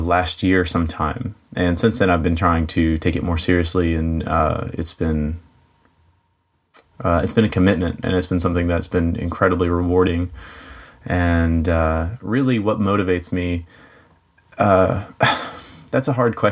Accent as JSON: {"language": "English", "town": "Dunlap", "region": "Tennessee", "country": "United States", "said": "I am from Dunlap, Tennessee. It's a little bit north of Chattanooga, Tennessee, if you know where that is."}